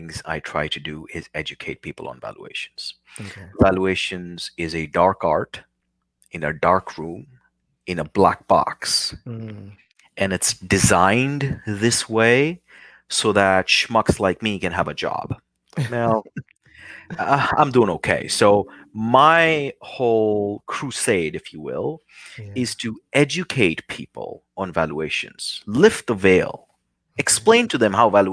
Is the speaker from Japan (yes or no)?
no; New Delhi, Delhi, India; now in United States; being a young kid, growing up in New Delhi, India